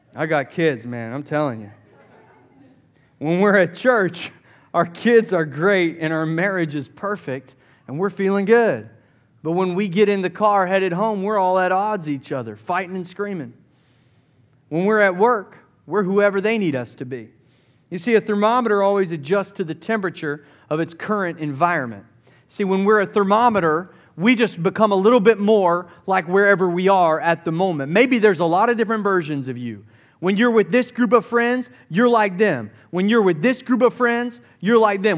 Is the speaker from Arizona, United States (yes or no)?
no; Summerville, South Carolina, United States; I grew up in the Southeast, Somerville, South Carolina